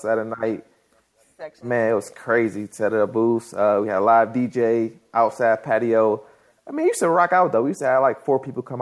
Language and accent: English; Detroit, Michigan, United States; moved away as an adult; also born or lived in Tallahassee, Florida; I'm originally from Detroit, Michigan.